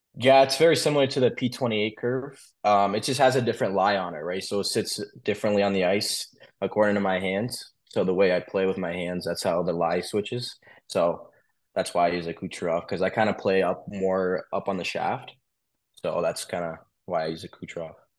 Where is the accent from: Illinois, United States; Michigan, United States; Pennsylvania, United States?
Michigan, United States; Wolverine; also born or lived in Russia; I was born in Michigan